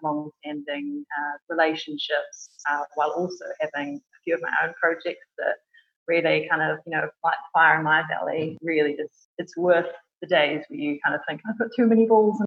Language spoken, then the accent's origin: English; New Zealand; moved away as an adult; now in London, United Kingdom; As you can probably tell from my accent, I'm not originally from the UK. I was born in New Zealand and moved over here with my husband nearly 4 years ago